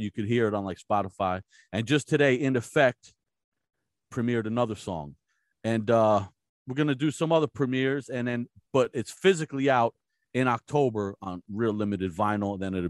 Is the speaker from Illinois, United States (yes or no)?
no; New Jersey, United States; I'm from New Jersey originally. I moved out here immediately.